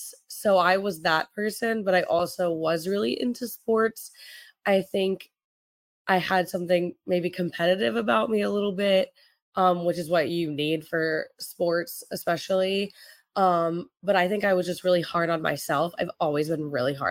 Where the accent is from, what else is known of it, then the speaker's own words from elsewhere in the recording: Kansas City, United States; also born or lived in Florida; I am originally from Kansas City. So that's where I grew up